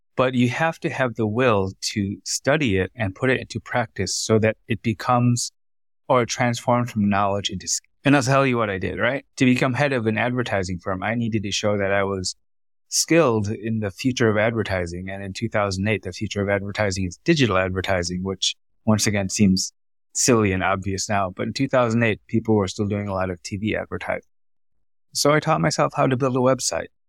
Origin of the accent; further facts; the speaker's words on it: United States; first language Vietnamese; English is a second language; moved away as an adult; also born or lived in Vietnam / Thailand / Singapore; I was born in America, raised to be a doctor